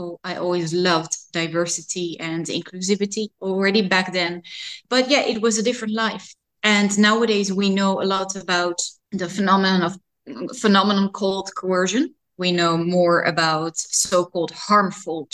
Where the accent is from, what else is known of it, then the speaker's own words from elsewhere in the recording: Amsterdam, North Holland, Netherlands; I grew up near Museumplein, very central in Amsterdam, so the Museum District of Amsterdam, and I still live here.